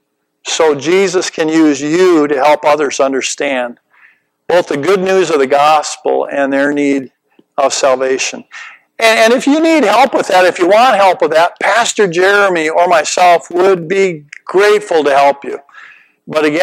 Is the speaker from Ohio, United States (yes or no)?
no; Minnesota, United States; my home state of Minnesota